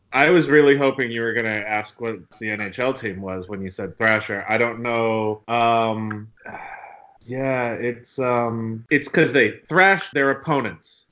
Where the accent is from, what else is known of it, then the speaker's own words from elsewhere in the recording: outside New York City, United States; I grew up outside of New York City